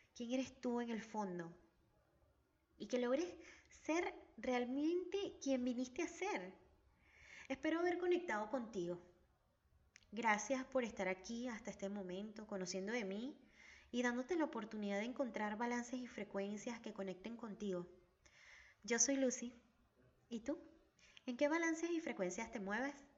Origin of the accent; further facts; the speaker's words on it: Venezuela; now in Argentina; Mi país de origen es Venezuela y mi hogar está en Argentina.